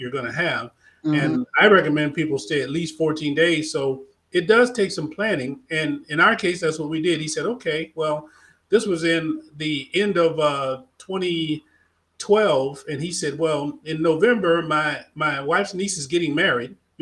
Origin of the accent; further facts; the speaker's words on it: United States; I'm African-American